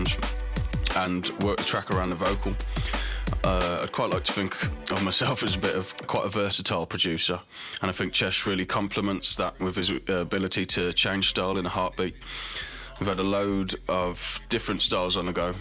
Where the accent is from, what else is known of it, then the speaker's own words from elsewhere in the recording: Birmingham, West Midlands, United Kingdom; my hometown in Birmingham